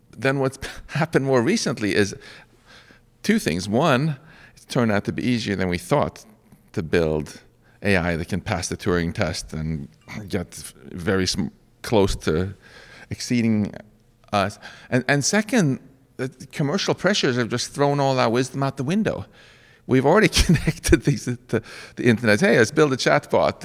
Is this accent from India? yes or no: no; Sweden; now in United States; I'm originally from Sweden